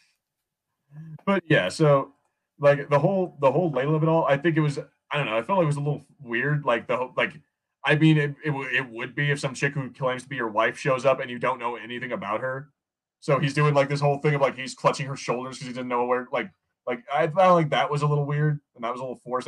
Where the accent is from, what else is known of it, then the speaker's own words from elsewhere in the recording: United States; I'm American